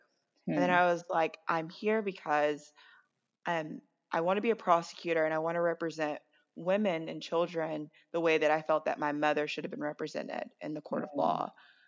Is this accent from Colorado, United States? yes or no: no; Gilmer, Texas, United States; moved away as an adult; now in New Orleans, United States; I am from Gilmer, Texas